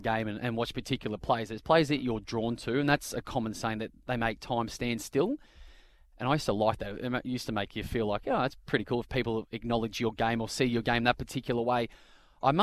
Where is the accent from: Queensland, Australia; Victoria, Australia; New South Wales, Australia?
Victoria, Australia; Bendigo; also born or lived in Kew, Victoria; I grew up in the outskirts of Bendigo.